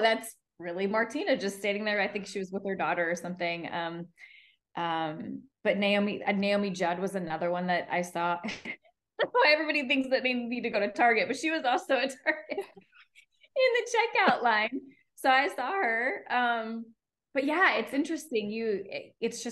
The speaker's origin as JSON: {"language": "English", "region": "Iowa", "country": "United States", "tie": "born or raised there", "moved": "as an adult", "lives_now": "Nashville, United States", "said": "I grew up in Iowa, which is in the Midwest, and it's very family oriented"}